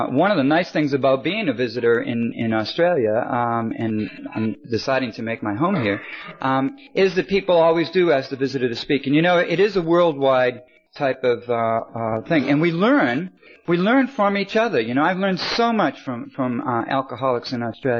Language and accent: English; Boston, Massachusetts, United States; moved away as an adult; also born or lived in California; I started out in Boston, Massachusetts, and I went to California, and I've come to Sydney